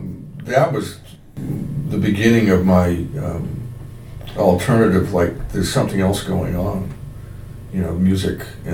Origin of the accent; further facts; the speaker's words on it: Pembroke, Massachusetts, United States; I grew up in Bryanville.